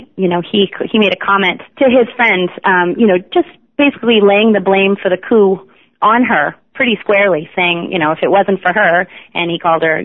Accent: suburbs of Chicago, Illinois, United States; the safe sort of suburbs of Chicago in the 1980s

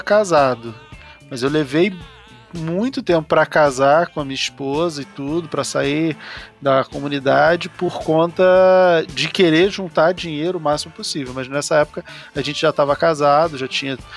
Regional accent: Rio de Janeiro, Brazil; eu nasci numa comunidade carente no Rio de Janeiro, eu sou lá do bairro do Rio Comprido, no Rio de Janeiro

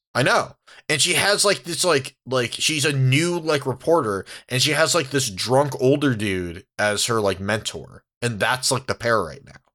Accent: San Diego, California, United States; I grew up in San Diego.

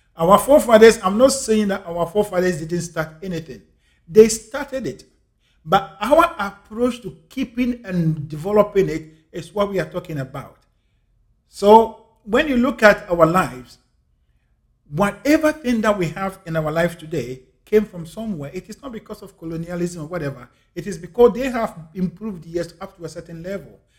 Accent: Ghana; I'm a Ghanaian. I'm African. I was born and raised in Africa.

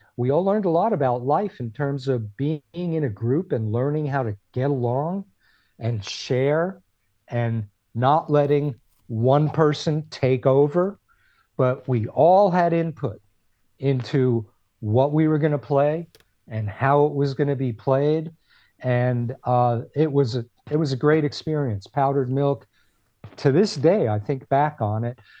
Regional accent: Clifton, New Jersey, United States; moved away as an adult; also born or lived in Passaic, New Jersey; now in California, United States; I was born in Passaic, lived on Harrison Street until Uh, I guess I was about eight years old when we moved to Clifton

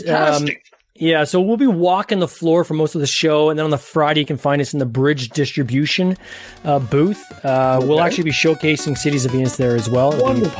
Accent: Ontario, Canada; I'm just north of Toronto in Canada.

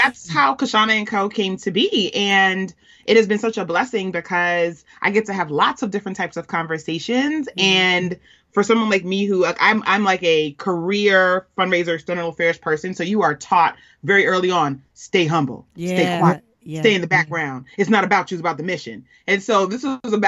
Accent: New York City, New York, United States; I'm a Queens girl, born and raised

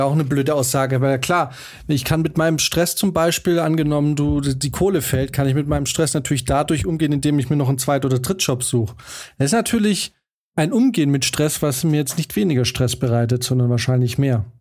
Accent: Swabia, Germany; moved away as an adult; wir sind nicht in der Großstadt groß geworden

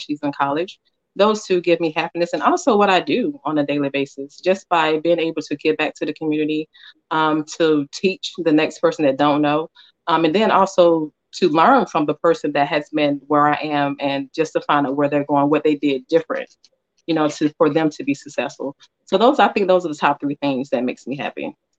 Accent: Atlanta, Georgia, United States; I'm from Atlanta or Georgia Peach

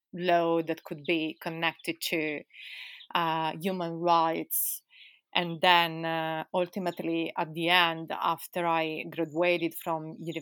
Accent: Italy; also born or lived in London, United Kingdom; now in Spain; I'm from Italy.

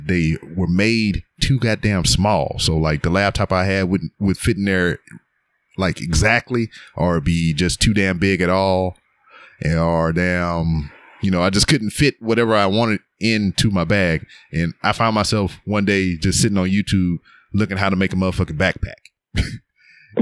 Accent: Lake Charles, Louisiana, United States; moved away; I was born and raised in Lake Charles, Louisiana

